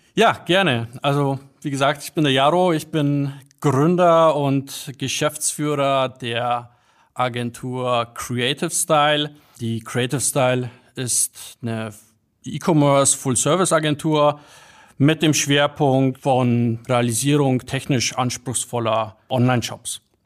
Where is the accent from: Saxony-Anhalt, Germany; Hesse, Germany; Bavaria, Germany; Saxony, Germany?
Bavaria, Germany; Bad Griesbach; also born or lived in Poland / Munich; ich bin aufgewachsen in Bad Griesbach. Das ist so ein Kaff mit paar tausend Einwohnern